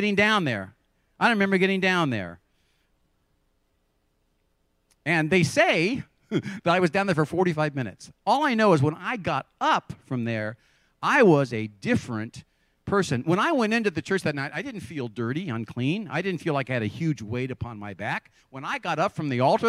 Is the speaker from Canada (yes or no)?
no; Santa Cruz, California, United States; also born or lived in Salinas, California; I grew up in Santa Cruz, and the week before we were to start high school, I was going to go to Santa Cruz High School